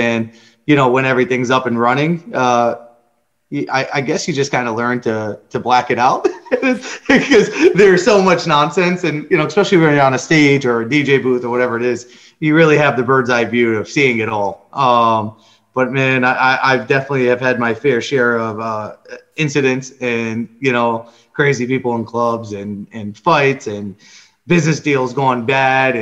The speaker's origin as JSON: {"language": "English", "region": "Rhode Island", "country": "United States", "tie": "born or raised there", "said": "I'm from Rhode Island"}